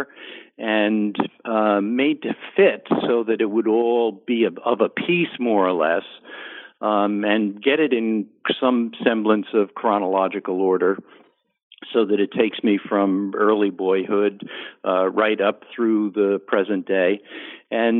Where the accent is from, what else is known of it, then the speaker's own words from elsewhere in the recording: New Jersey suburbs, United States; also born or lived in Bronx, New York; from my boyhood, growing up in the New Jersey suburbs